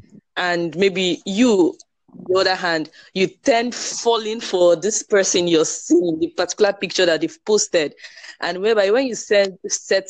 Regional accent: Port Harcourt, Rivers State, Nigeria; I'm from Nigeria, called Harcourt, River State, to be precise

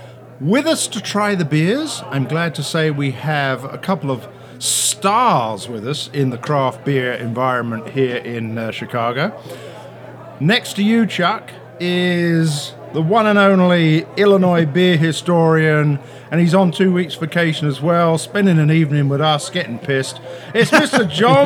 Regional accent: United Kingdom; I'm the Brit.

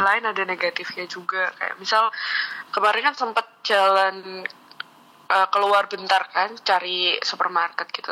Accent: Sidoarjo, East Java, Indonesia; accent: medok (Javanese); moved away as an adult; now in Jakarta, Indonesia; saya orang Jawa orang sidoarjo

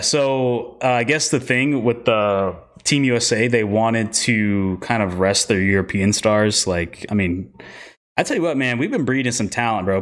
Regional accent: Costa Rica; my home country, Costa Rica.

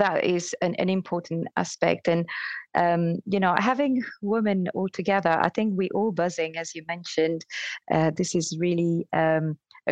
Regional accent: Belgium; moved away as an adult; now in United Kingdom; I started in another country, so I'm from Belgium

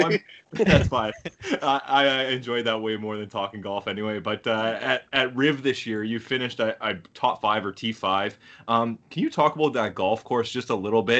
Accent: Thunder Bay, Ontario, Canada; I'm from Thunder Bay

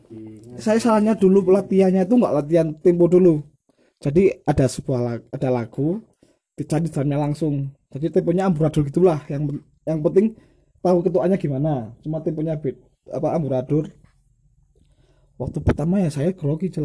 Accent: Surabaya, East Java, Indonesia; kalau di kota saya sendiri utama Surabaya dulu belum ada yang tag drum langsung ya ada cuma mahal tapi kan kita kan cuma budget anak SMA lah

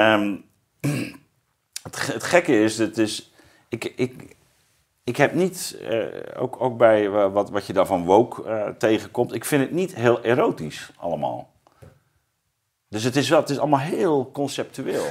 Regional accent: Zeeuws-Vlaanderen, Zeeland, Netherlands; ik kom uit Zeeuws-Vlaanderen

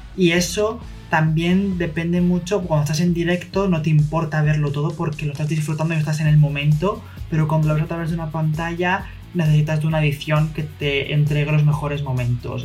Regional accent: Madrid, Community of Madrid, Spain; yo soy de Madrid

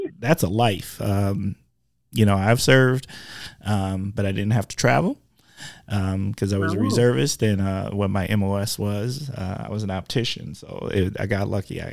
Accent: Milwaukee, Wisconsin, United States; I'm from the mill

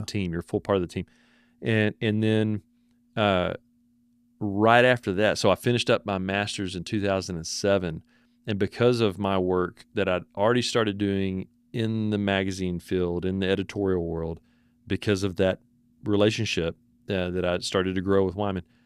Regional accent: Paradise, Texas, United States; also born or lived in Corsicana, Texas / Hubbard, Texas; I'm from Paradise, Texas

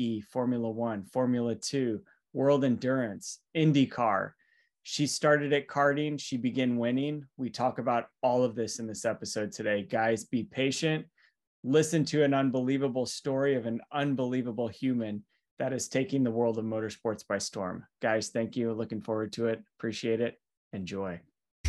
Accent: United States; we're all from the US

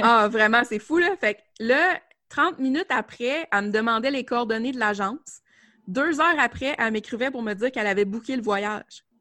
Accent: Côte-Nord, Quebec, Canada; je suis euh, originaire de la Côte-Nord. En fait, moi, je suis vraiment revenue travailler dans mon, euh, dans mon coin de pays.

